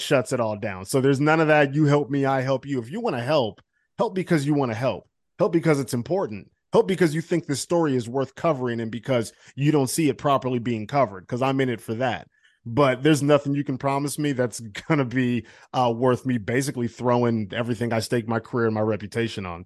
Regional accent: Cleveland, Ohio, United States; moved away; I'm from Cleveland

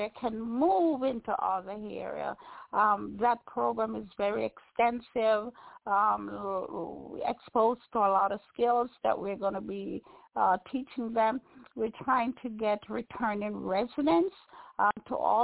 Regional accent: Bog Walk, Saint Catherine, Jamaica; Being Jamaican, being a little barefoot girl who usually sell on the bog walk road

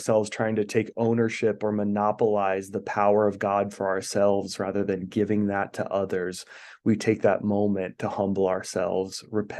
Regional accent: Idaho, United States; I was born and raised here in Idaho. And so we, in rural Idaho, there's not really a lot of choices when it comes to religion, you know?

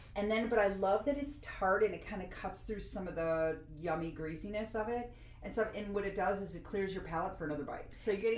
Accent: United States; I just like flour because I'm American.

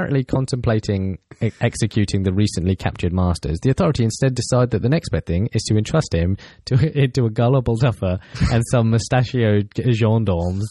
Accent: Portsmouth, South East England, United Kingdom; Which is, yeah, my hometown

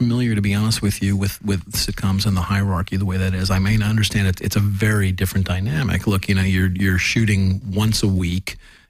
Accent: Los Angeles, California, United States; I was from Los Angeles

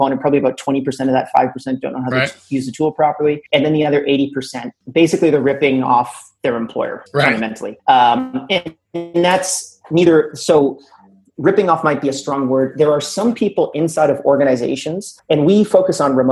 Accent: Canada; I'm Canadian

